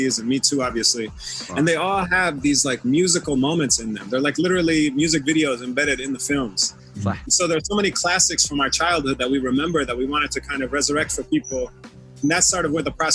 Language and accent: English; United States; now in Los Angeles, United States; We both have roots in Sham, but we're also, you know, American. We grew up here